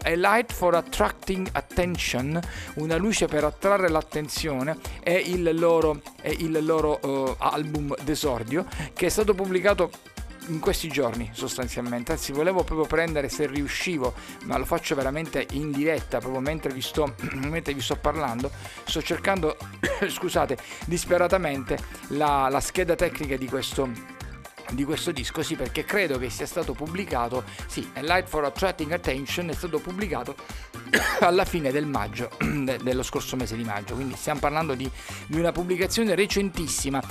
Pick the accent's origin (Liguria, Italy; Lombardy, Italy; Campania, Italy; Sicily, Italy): Sicily, Italy